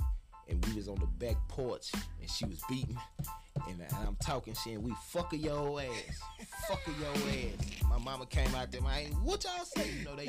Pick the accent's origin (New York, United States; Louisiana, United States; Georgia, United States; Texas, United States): Texas, United States; Austin; also born or lived in Copperas Cove, Texas; I'm not from Killeen. I'm from Austin, Texas, Dual Springs, Southside.